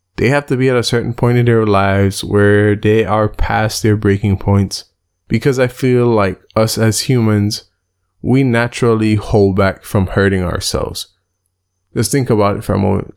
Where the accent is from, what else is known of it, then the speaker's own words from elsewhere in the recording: Belize; Belize, my home country, has a population of a little bit under four hundred thousand people